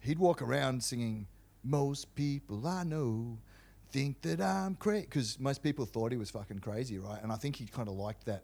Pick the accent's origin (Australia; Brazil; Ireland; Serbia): Australia; Canberra, Australian Capital Territory; moved away; also born or lived in Melbourne; I was born in Canberra, and my father was a career police officer